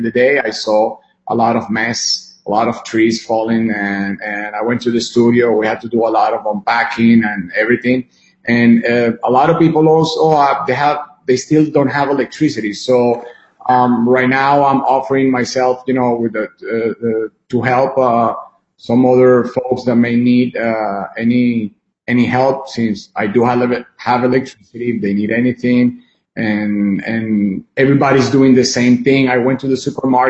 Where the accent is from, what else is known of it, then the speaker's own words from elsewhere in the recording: Venezuela; now in United States; I was born in Venezuela, born and raised, until, you know, been half of my life there, my second half here in the United States